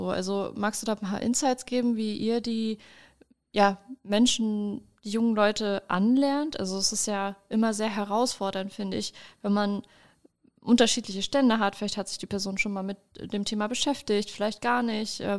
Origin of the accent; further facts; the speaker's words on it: Braunschweig, Lower Saxony, Germany; Ich habe ja auch in der Gegend gelernt, also ich komme auch aus Braunschweig und habe meine Ausbildung auch dort in der Gegend gemacht